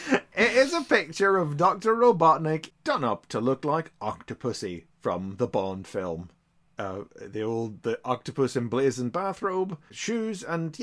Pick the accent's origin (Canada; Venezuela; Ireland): Ireland; I'm Irish